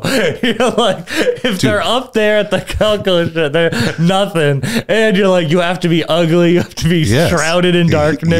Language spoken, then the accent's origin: English; Massachusetts, United States; excuse me, we're both from the Cape.